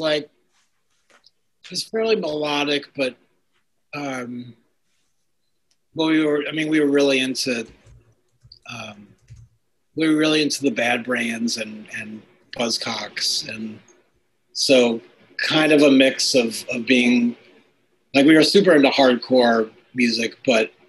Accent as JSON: {"language": "English", "area": "half hour north of Manhattan", "region": "outside of New York City", "country": "United States", "tie": "born or raised there", "also_born_or_lived": "Ohio / Boston / Brooklyn / Seattle", "moved": "as an adult", "lives_now": "Cambridge, United States", "said": "I grew up outside of New York City. And about a half hour north of Manhattan"}